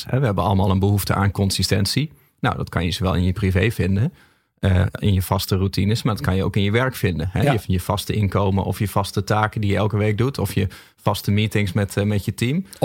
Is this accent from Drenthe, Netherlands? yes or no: no; Groningen, Netherlands; ben een Groninger.